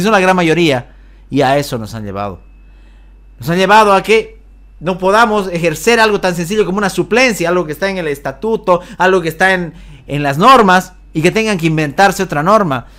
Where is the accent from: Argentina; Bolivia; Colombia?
Bolivia; como bolivianos